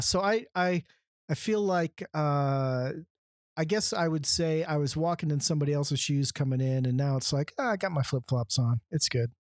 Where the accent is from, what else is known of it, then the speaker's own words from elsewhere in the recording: San Diego, California, United States; now in Boise, United States; growing up in San Diego